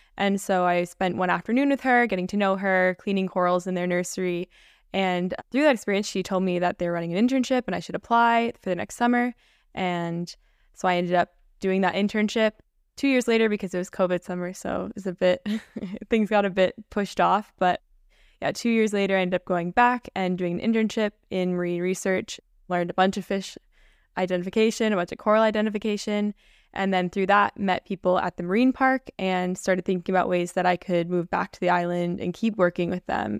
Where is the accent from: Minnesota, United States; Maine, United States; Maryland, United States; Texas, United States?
Minnesota, United States; also born or lived in Saint Lucia / Roatan, Honduras; I grew up in Minnesota